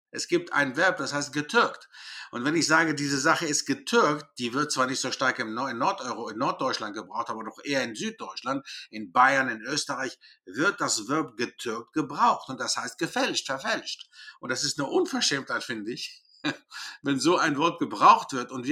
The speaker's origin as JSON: {"language": "German", "country": "Greece", "said": "Ich komme nicht aus Schweden, ich komme aus Griechenland."}